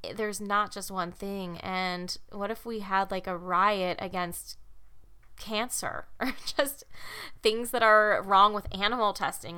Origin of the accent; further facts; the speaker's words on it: Chicago, Illinois, United States; I'm from the Midwest, if you didn't know that. Chicago